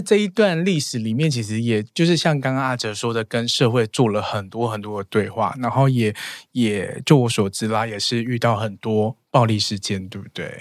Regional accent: rural Chiayi, Chiayi County, Taiwan; moved away; also born or lived in Taipei; 我小时候在嘉义乡下

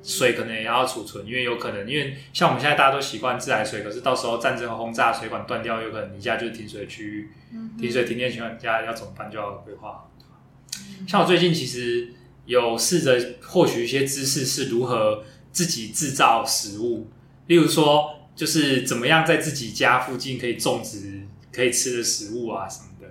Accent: Taiwan; 我们台湾人

